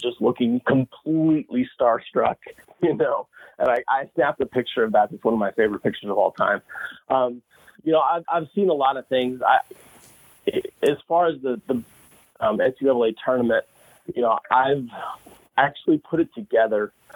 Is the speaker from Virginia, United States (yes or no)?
no; St. Charles, Missouri, United States; I grew up in St. Charles